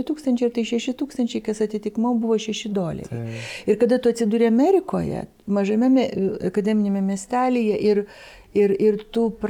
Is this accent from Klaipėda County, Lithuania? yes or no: yes; Klaipėda, Klaipėda County, Lithuania; moved away; aš taip mes iš Klaipados abu